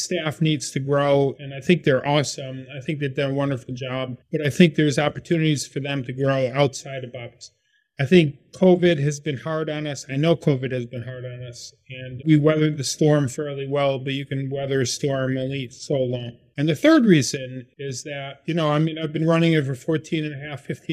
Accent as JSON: {"language": "English", "town": "Syracuse", "region": "New York", "country": "United States", "tie": "born or raised there", "moved": "yes", "lives_now": "Baltimore, United States", "said": "I was born and raised in Syracuse, New York"}